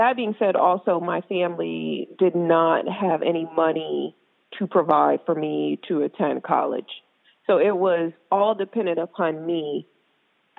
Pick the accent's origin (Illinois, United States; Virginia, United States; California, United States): Virginia, United States; Norfolk; I'm from Virginia, Hampton Roads area, Norfolk